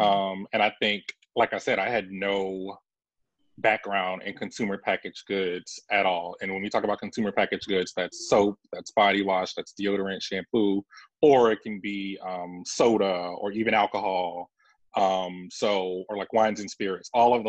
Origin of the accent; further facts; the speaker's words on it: Savannah, Georgia, United States; Especially growing up in Savannah, Georgia.